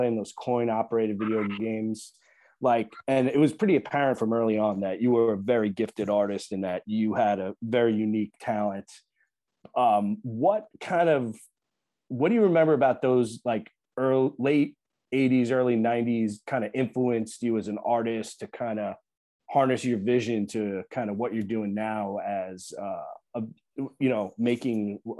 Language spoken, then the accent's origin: English; Long Island, New York, United States; now in Connecticut, United States; I'm from Long Island.